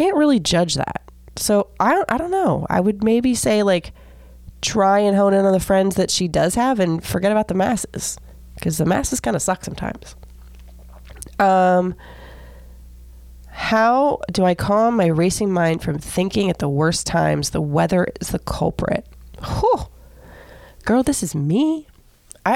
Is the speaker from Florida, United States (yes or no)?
yes; Seminole, Florida, United States; I grew up in Seminole, Florida, like the land of golden girls.